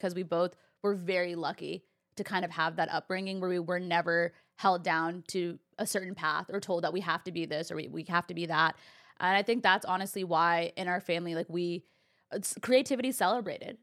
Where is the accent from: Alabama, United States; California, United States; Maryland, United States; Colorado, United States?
California, United States; I've been born and raised in California